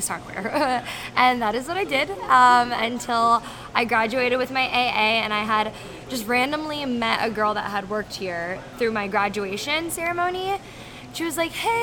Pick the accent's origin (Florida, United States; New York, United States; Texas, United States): Florida, United States; I'm from Florida.